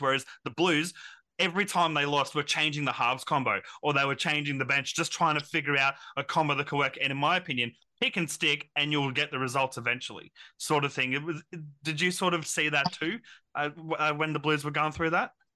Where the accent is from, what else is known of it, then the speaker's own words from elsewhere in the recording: Queensland, Australia; as a Queenslander, uh, born in Queensland, uh, so definitely Queenslander myself